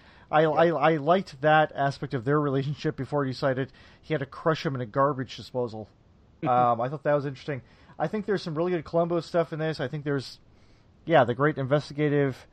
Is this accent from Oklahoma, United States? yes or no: no; Michigan, United States; I'm from Michigan